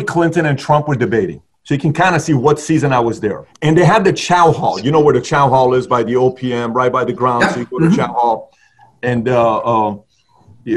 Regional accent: Iran; moved away; I grew up in Iran

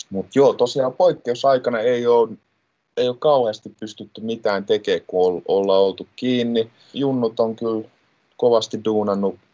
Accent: Helsinki, Uusimaa, Finland; mä tuun Helsingistä ja mä oon tota, nuorisohjaajana täällä Hertsin nuorisotilassa

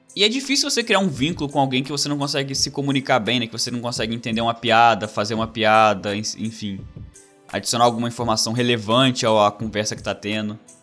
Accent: Brazil; moved away as an adult; also born or lived in Wales / Canada; now in Australia

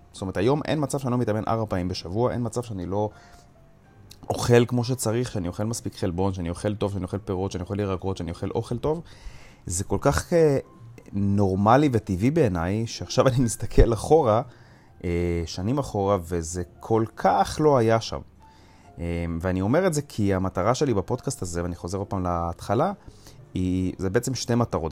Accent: Jerusalem, Jerusalem District, Israel; אני גדלתי בבית חרדי בירושלים

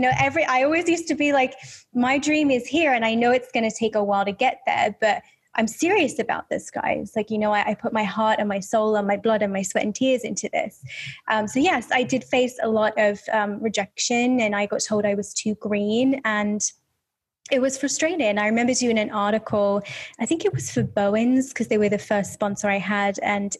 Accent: Birmingham, West Midlands, United Kingdom; accent: Birmingham; thinking back then, I had more of a Birmingham accent. So you've got to think of like Peaky Blinders, right? Because that's where I'm from.

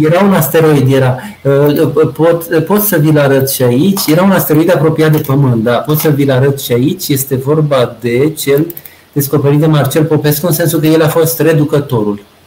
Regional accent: Romania; moved away; also born or lived in Antofagasta, Chile; suntem români

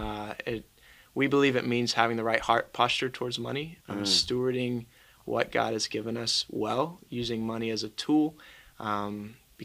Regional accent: Asheboro, North Carolina, United States; I'm also a senior from Asheboro, North Carolina.

